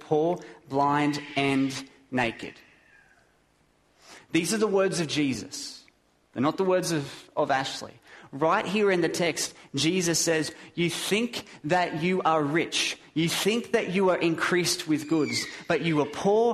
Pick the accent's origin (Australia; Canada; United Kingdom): Australia; I'm an Aussie